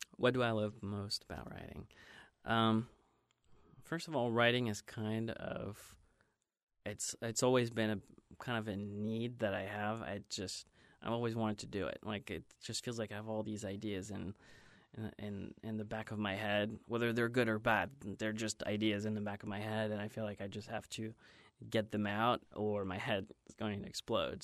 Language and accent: English; Belgium; moved away as an adult; also born or lived in Ohio; now in Los Angeles, United States; I grew up in Belgium and until, um, college